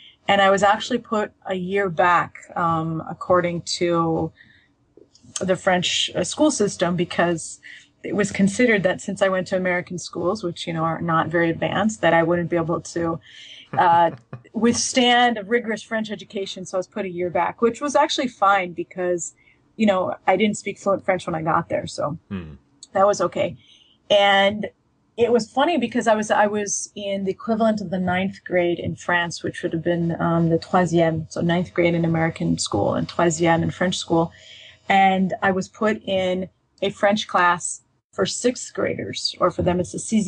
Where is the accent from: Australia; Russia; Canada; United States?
Russia; Saint Petersburg; born there; So I often, if I say I was born in Leningrad, people correct me, say, well, you know, isn't it St. Petersburg?